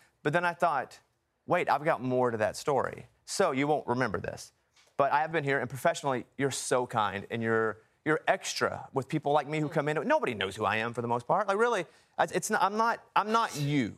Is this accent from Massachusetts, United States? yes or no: no; Mountain Pine, Arkansas, United States; Now, I'm from Mountain Pine, Arkansas, population 772.